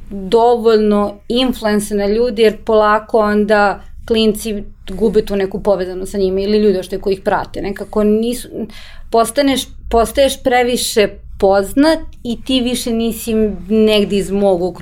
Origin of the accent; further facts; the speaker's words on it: Serbia; To je ta neka treća grupa koja ne treba sad opet mišati sa ove dve grupe. I to je generalno problem kod nas u Srbiji